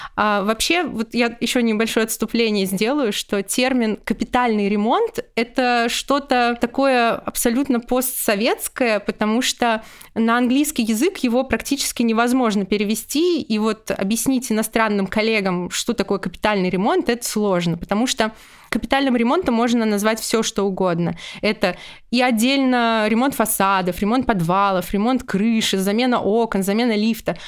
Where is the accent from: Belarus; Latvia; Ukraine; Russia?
Russia; Ufa, Bashkortostan; в моем родном городе Уфа